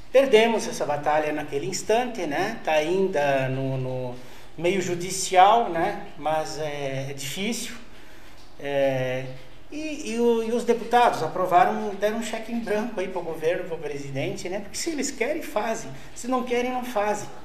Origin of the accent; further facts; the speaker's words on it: Rio Grande do Sul, Brazil; moved away as an adult; Eu vim do Rio Grande do Sul naquele tempo, né?